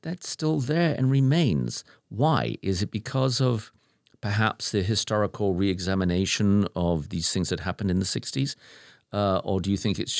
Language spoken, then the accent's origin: English; United Kingdom; I was born and raised in Britain